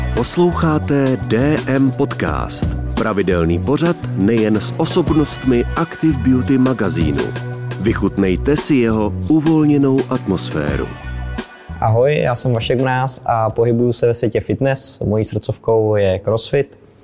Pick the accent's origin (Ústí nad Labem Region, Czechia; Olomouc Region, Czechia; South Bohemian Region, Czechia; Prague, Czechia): South Bohemian Region, Czechia; Prachatice; also born or lived in České Budějovice; tady navštěvoval místní Dynamo České Budějovice, kde jsem, kam jsem i vlastně z Prachatic dojížděl do školy fotbalové